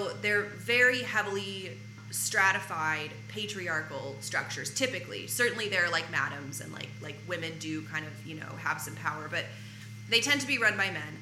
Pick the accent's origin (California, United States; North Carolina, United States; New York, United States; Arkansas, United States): Arkansas, United States; now in Los Angeles, United States; I'm from Arkansas